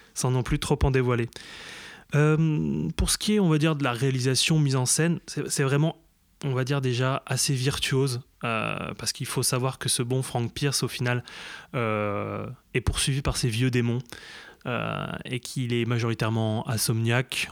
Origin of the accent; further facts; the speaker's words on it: eastern France, France; on vient de l'Est de la France